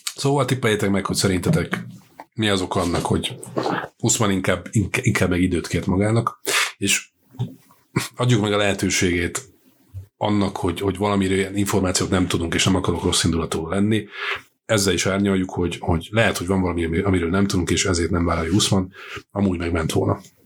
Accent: Győr, Győr-Moson-Sopron, Hungary; mert én ugye Győri vagyok elsősorban, nem budapesti.

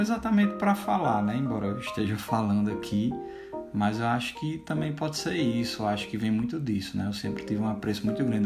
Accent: Currais Novos, Rio Grande do Norte, Brazil; now in Campinas, Brazil; Nós somos do interior do Rio Grande do Norte, é bom também a gente comentar isso, né? De Currais Novos, uma cidade no Seridó

